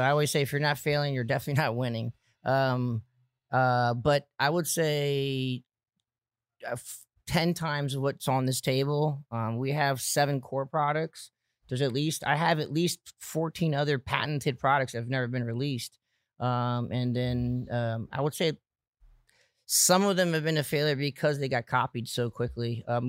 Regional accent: São Paulo, Brazil; moved away; Yeah, so we're from Brazil. I was born in Brazil, came here in 89.

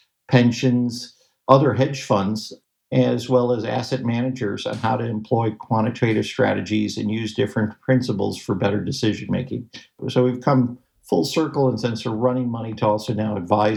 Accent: Chicago, Illinois, United States; I grew up in Chicago, and I had an opportunity to work down at the Board of Trade

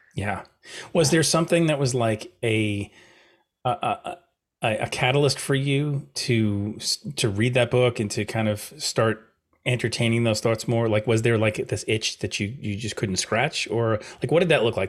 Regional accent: New York, United States; I'm a New Yorker

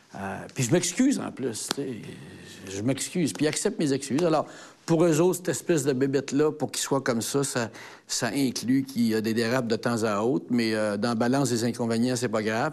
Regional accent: Quebec City, Quebec, Canada; moi, je suis vraiment un Québécois. moi, je suis un Québécois

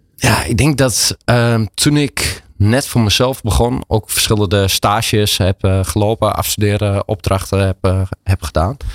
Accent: Enschede, Overijssel, Netherlands; geboren en getogen in Enschede, zoals je hoort.

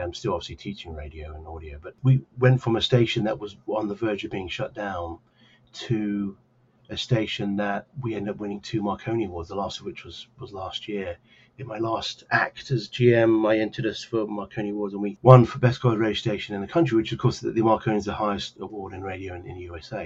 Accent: Cambridge, East of England, United Kingdom; now in New Jersey, United States; I grew up as a, a young lad in uh, Cambridge, England

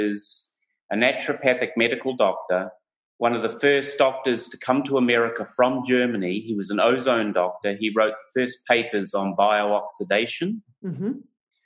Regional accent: New Zealand; also born or lived in Portland, Oregon, United States / Hawaii, United States; I'm a New Zealander

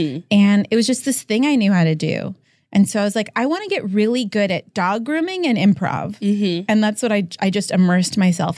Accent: Los Angeles, California, United States; And I grew up in the Valley in LA.

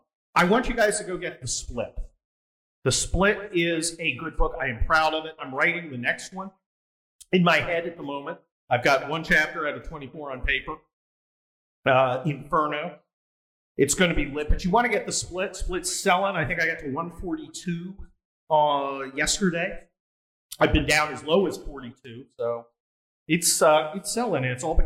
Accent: Ohio, United States; I was born in Ohio, right?

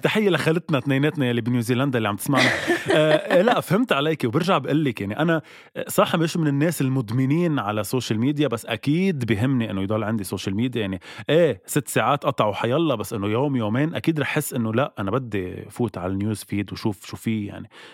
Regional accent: Lebanon; نحن كلبنانية

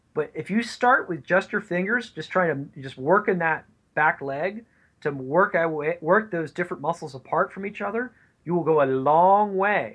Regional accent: the West, United States; now you can tell I'm from the West.

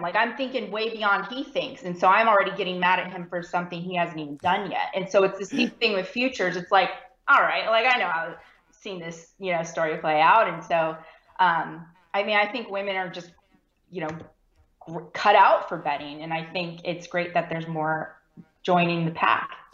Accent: California, United States; now in Texas, United States; I'm actually from California. So, I was born and raised California

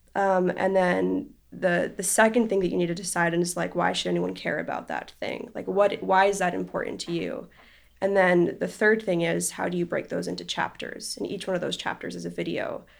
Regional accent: Israel; I grew up in Israel and over there you have to do, like, military service when you turn eighteen

